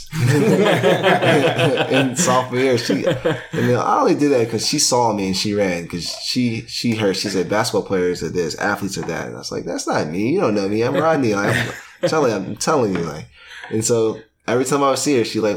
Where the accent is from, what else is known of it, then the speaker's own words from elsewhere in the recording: Richmond, Virginia, United States; moved away as an adult; now in Philadelphia, United States; I came from Richmond, so it's a smaller city